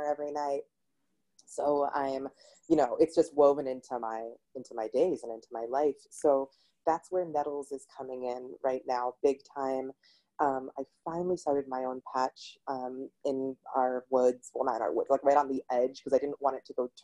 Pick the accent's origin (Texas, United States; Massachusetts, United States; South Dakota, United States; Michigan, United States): Massachusetts, United States; I'm from Massachusetts